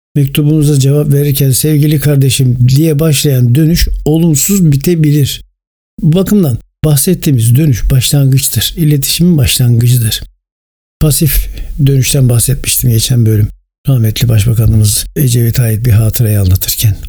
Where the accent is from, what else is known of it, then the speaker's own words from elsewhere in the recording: Turkey; bir Türk vatandaşı olarak ve bir Türk olarak